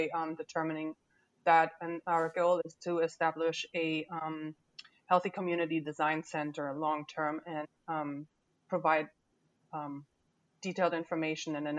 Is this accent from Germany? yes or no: yes; Germany; now in Louisiana, United States; I wasn't born here, and that's right. I was born in Germany